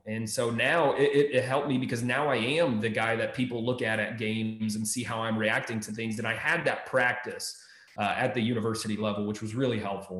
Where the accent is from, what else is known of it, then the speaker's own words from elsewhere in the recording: Maryland, United States; moved away as an adult; also born or lived in Texas; now in Ohio, United States; I grew up in Maryland. I've been a little bit all over the country at some point, but grew up in Maryland